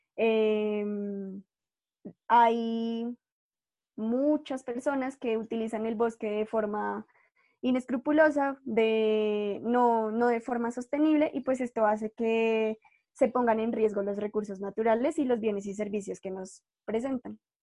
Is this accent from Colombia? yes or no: yes; Colombia; yo soy de Colombia